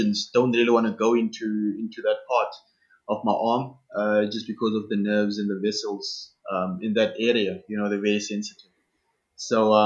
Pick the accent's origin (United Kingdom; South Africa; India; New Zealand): South Africa; first language Xhosa; English is a second language; moved away as an adult; I was going to be the only Black South African for the circuit